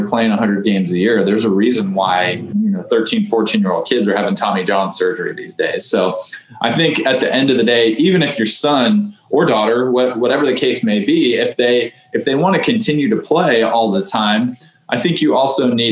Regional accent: Houston, Texas, United States; growing up in Houston

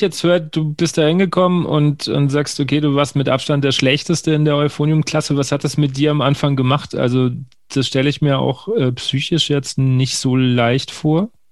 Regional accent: Bavaria, Germany; now in Hesse, Germany; ich komme ja gebürtig aus der, der, der dem letzten Zipfel von Bayern, kurz vor der hessischen Grenze und wohne jetzt in Hessen

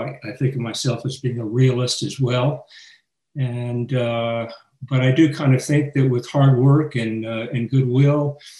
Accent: Houston, Texas, United States; I'm a retired physician and behavioral ecologist. I grew up in Houston, and as some of my friends and I like to say, even though I haven't lived in Texas since I went away to college, but as they say, once a Texan, always a Texan

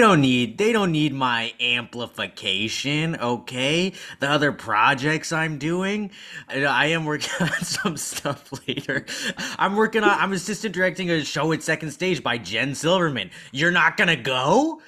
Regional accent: San Antonio, Texas, United States; moved away as an adult; I'm from San Antonio

